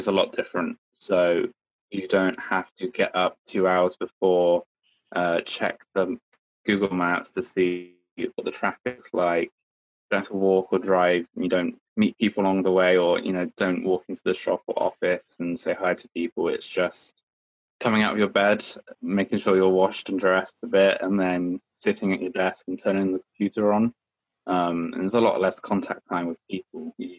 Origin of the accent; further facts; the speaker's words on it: Bicester, South East England, United Kingdom; I was born and raised in Bicester, which is a town in Oxfordshire.